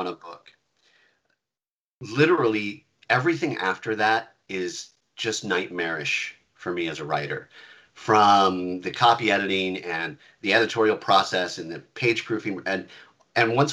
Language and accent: English; Nebraska, United States; moved away; I grew up in Nebraska, where you're under a perpetual tornado watch